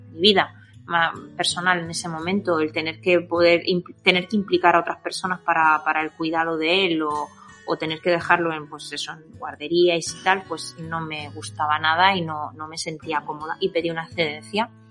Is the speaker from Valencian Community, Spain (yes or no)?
yes; Alicante province, near Murcia, Valencian Community, Spain; accent: Murcian-influenced deje (mistaken for Andalusian); vivo en un pueblecito de, de la comunidad valenciana, concretamente la provincia de Alicante, aunque estoy más cerquita de Murcia que de Alicante es ese deje que a veces me, me, oís a la hora de hablar